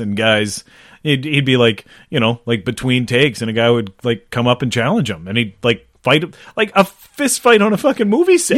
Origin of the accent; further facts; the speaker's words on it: Sackville, Canada; we grew up in Sackville